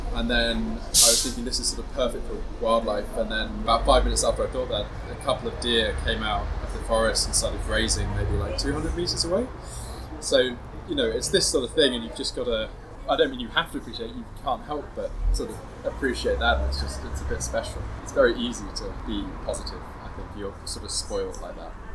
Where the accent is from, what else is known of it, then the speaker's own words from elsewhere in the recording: England, United Kingdom; we're from England